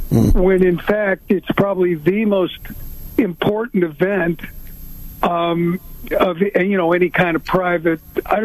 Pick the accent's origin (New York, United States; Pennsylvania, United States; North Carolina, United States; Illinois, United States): Illinois, United States; Chicago; I grew up in Chicago.